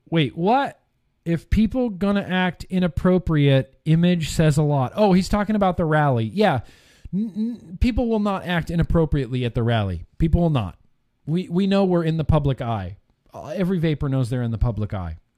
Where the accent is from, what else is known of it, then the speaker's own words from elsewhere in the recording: Texas, United States; Like, no, I'm from Texas.